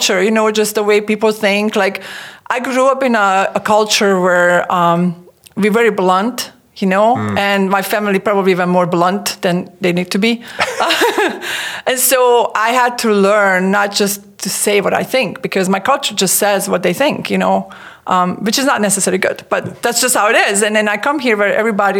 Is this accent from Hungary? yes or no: yes; Sopron, Győr-Moson-Sopron, Hungary; English is a second language; moved away as an adult; I was born and raised in Hungary. It's in the middle of Europe, a little country. And that's where I lived until I was 26 years old.